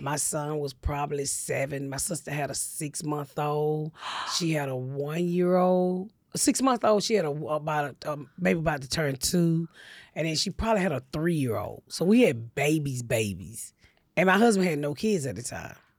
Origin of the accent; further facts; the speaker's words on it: Atlanta, Georgia, United States; I grew up in Atlanta